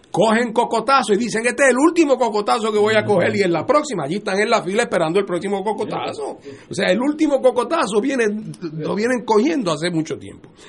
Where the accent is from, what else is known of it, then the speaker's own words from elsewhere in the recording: Puerto Rico; estamos en la discusión ideológica porque todos somos puertorriqueños.